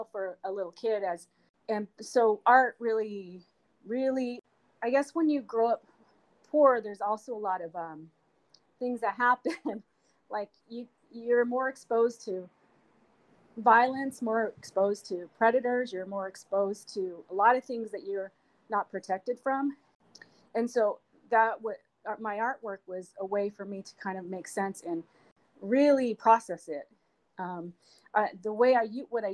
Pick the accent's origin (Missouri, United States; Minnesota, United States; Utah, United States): Utah, United States; Salt Lake City; moved away as an adult; now in Sacramento, United States; I grew up in Salt Lake City, Utah